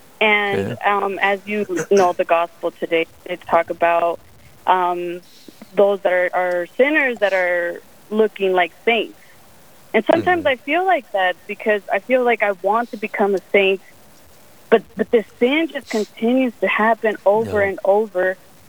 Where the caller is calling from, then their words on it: Gillette, Wyoming, United States; I'm from Gillette, Wyoming.